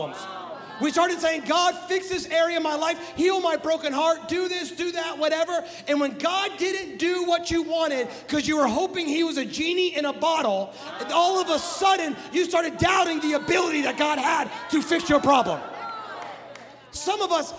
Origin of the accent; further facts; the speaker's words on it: Midwest, United States; I'm from the Midwest